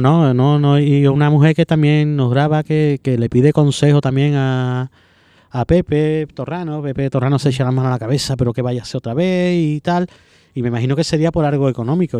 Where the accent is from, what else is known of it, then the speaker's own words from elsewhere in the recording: Seville, Andalusia, Spain; soy, soy sevillano